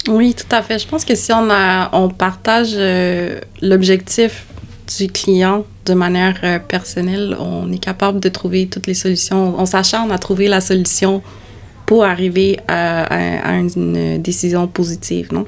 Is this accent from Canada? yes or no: yes; Canada; Je suis né au Canada